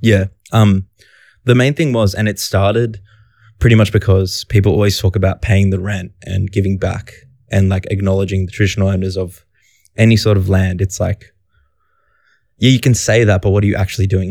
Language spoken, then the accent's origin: English; Sydney, New South Wales, Australia; I grew up in Canterbury Bankstown